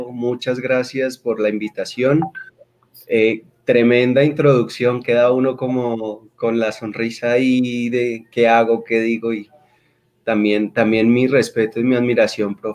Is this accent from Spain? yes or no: no; Bogota, Colombia; Eh, soy bogotano, soy bogotano, tengo dos hermanos, soy el de la mitad, mis padres son de orígenes boyacenses